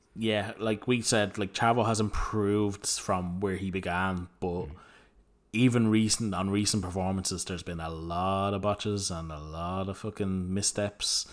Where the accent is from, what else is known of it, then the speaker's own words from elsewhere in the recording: Ireland; us being Irish people